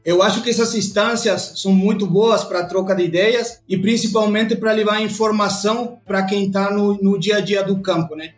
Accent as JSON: {"language": "Portuguese", "country": "Uruguay", "second_language": "Portuguese", "moved": "as an adult", "lives_now": "Brazil", "said": "esse sotaque não é de brasileiro, não. Eu sou uruguaio."}